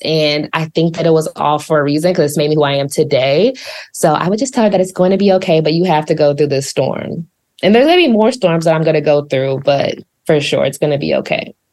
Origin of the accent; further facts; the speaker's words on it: Columbia, Missouri, United States; moved away as an adult; also born or lived in Dallas, Texas; now in Atlanta, United States; I was born in Dallas, but I always say that I grew up in Columbia, Missouri, where I spent the majority of my life